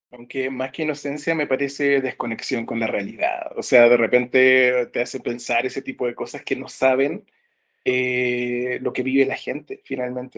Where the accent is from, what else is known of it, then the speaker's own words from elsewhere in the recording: San Antonio, Valparaíso, Chile; also born or lived in Santiago; yo soy de San Antonio, una ciudad que es aledaña, digamos, y está como hacia la costa de Santiago, que es la capital de Chile